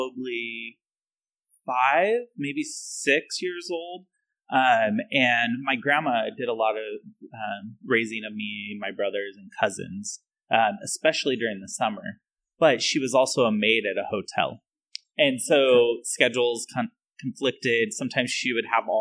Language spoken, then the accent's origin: English; Reno, Nevada, United States; growing up in Reno